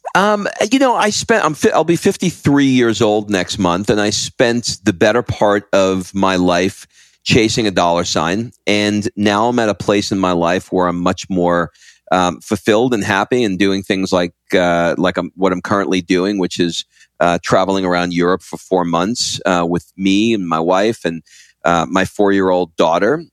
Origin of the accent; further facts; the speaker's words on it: New York, United States; now in Croatia; I grew up in New York